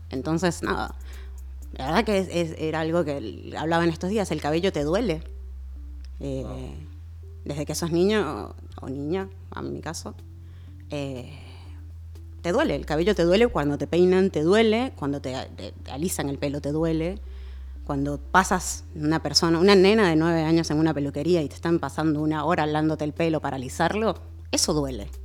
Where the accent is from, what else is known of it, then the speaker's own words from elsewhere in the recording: Venezuela; A ver, a mí me, pasa algo que también por mucho tiempo, siendo venezolana, eh, como que el, tema de mi bagaje negro no lo tenía muy cercano.